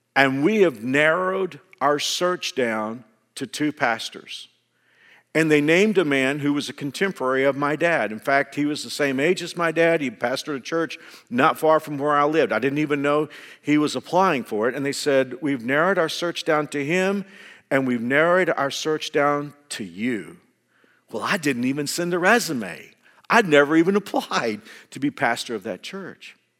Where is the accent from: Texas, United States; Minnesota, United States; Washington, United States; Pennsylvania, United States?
Texas, United States; Fort Worth; also born or lived in Houston; my home church in Fort Worth had been after me for a long time to come and serve on that staff. And it was a church where my dad pastored, and they had watched me grow up